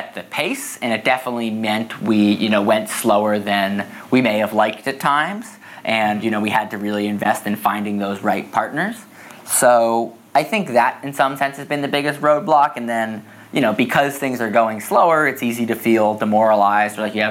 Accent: Newton, Massachusetts, United States; I grew up in Newton, Massachusetts. It's a suburb outside of Boston

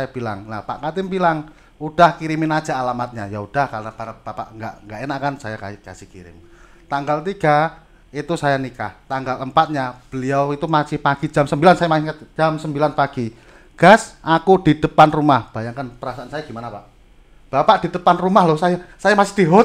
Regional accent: Java, Indonesia; kebetulan kita itu kan orang Jawa

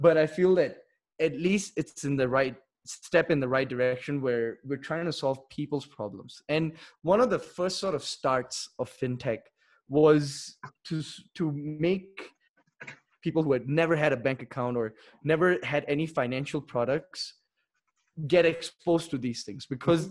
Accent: Singapore; moved away as an adult; also born or lived in Delhi, India; now in Mexico; I was born in Delhi. Uh, but when I was seven, we moved to Singapore. So I would say majority of my life I spent in Singapore.

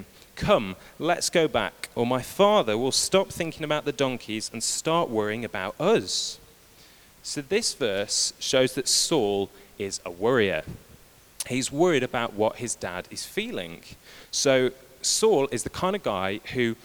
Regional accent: United Kingdom; we're British

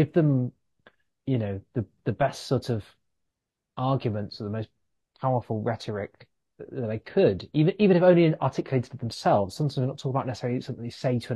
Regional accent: London, United Kingdom; also born or lived in New York; I grew up in West London

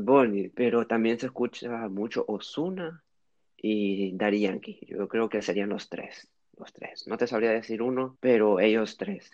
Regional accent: Honduras; moved away as an adult; also born or lived in Switzerland / Tegucigalpa, Honduras; now in Lille, France; Llegué a Honduras a los dos años, eh, nací en Suiza por los trabajos de, de, de mi abuela, pero he vivido toda mi vida en Honduras

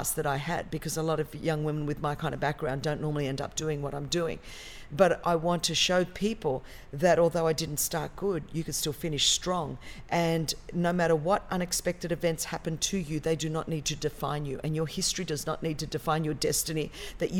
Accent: Sydney, New South Wales, Australia; moved away as an adult; now in Southern California, United States; And so I'm from Australia, Sydney, Australia, born and bred.

